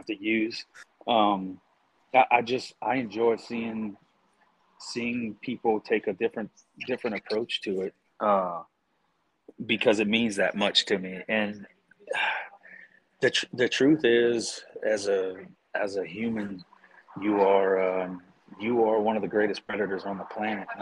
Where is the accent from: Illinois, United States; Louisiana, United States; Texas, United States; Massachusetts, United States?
Louisiana, United States; South; also born or lived in Colorado; I'm from South Louisiana.